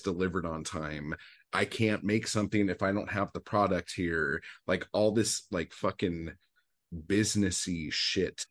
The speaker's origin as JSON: {"language": "English", "area": "Orange County", "region": "Southern California", "country": "United States", "tie": "born or raised there", "also_born_or_lived": "Anaheim / Los Angeles", "moved": "yes", "said": "I'm from Southern California. I grew up in um, Orange County, like as oh, a child"}